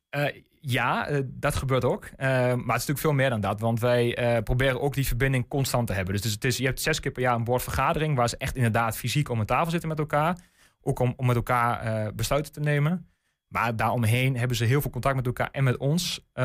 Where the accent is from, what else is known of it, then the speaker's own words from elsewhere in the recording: De Lutte, Overijssel, Netherlands; ik kom zelf uit de Lutte. Ehm, dus echt kind van de regio